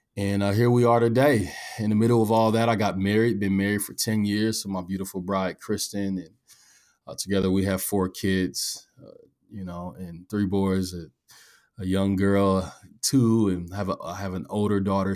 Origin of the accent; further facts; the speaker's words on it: Omaha, Nebraska, United States; I'm from North Omaha